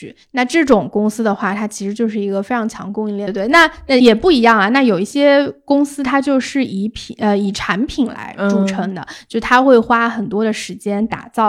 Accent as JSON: {"language": "Chinese", "country": "China", "said": "对，然后但是我们就是中国人，肯定就是你"}